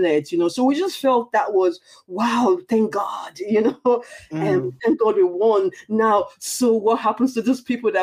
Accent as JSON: {"language": "English", "country": "Nigeria", "tie": "born or raised there", "moved": "yes", "lives_now": "Ireland", "said": "I was born in Nigeria. I'm a Nigerian. But of course, I've lived in Ireland for quite a while now"}